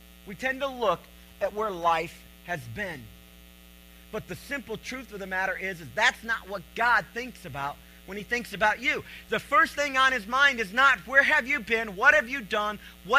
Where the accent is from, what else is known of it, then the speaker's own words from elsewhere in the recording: Cleveland, Tennessee, United States; I'm from Cleveland, Tennessee